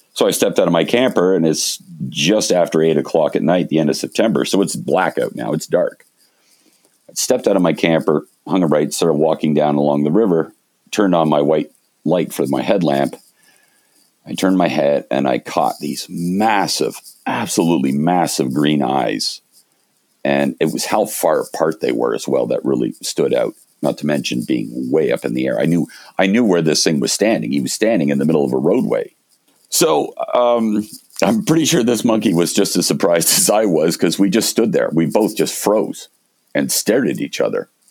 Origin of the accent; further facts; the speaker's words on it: Canada; moved away as an adult; also born or lived in Montreal / Toronto; now in British Columbia, Canada; I grew up in Montreal and Toronto.